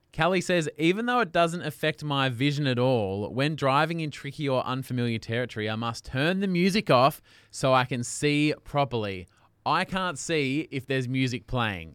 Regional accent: Australia; accent: Australian

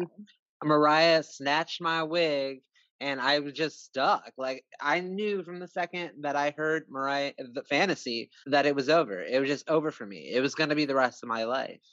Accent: United States; also born or lived in New York; now in South Carolina, United States; I am from the United States. I live in the southeast coast of America

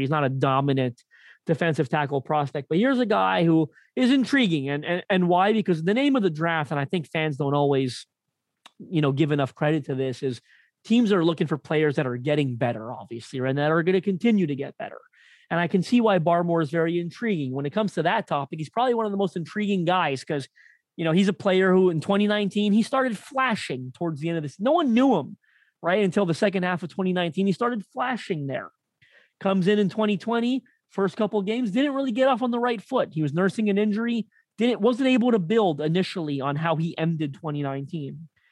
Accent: Canada; I'm Canadian

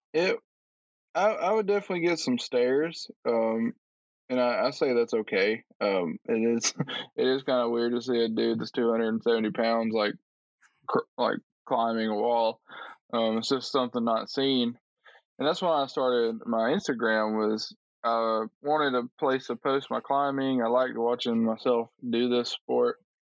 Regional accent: Tuscaloosa, Alabama, United States; moved away as an adult; now in Nashville, United States; originally from Alabama. I grew up in Tuscaloosa, Alabama

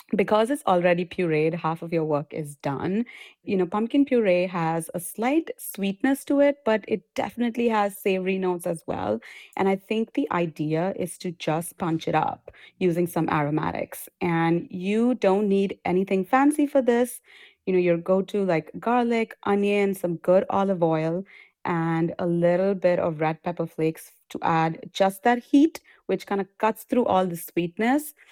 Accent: India; moved away; I come from India, we pickle a lot of things

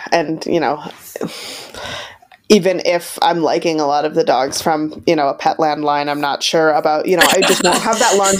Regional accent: Wisconsin, United States; I'm from Wisconsin

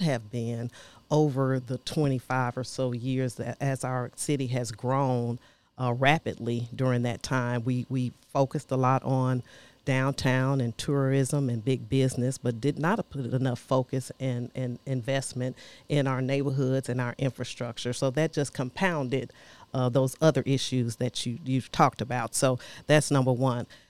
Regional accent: Chicago, Illinois, United States; now in Nashville, United States; I'm originally from Chicago, Illinois.

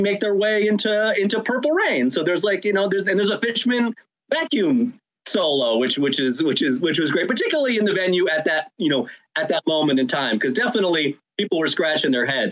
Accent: Rhode Island, United States; my home state of Rhode Island

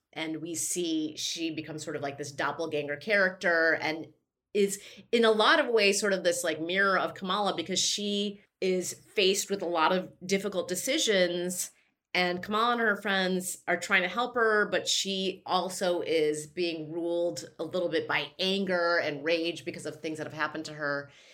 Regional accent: Chicago, Illinois, United States; my hometown and to all my, my bissies in Chicago

